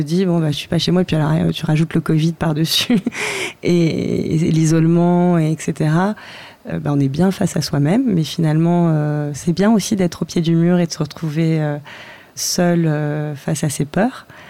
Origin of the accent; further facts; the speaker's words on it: France; moved away as an adult; also born or lived in Paris, France; now in Lisbon, Portugal; en tant que française